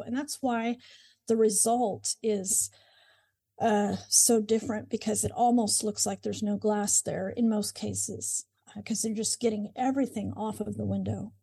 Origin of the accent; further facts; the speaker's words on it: Moore, Oklahoma, United States; I grew up in Oklahoma, in Moore, Oklahoma, and have lived here most of my life